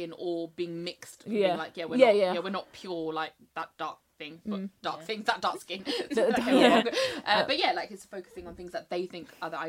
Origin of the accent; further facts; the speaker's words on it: London, United Kingdom; where are you from? And I was like, England. They were like, well, where? I was like, in London.